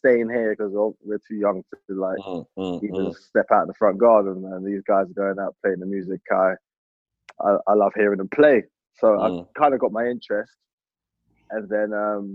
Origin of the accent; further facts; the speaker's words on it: London, United Kingdom; Born and bred in Northwest London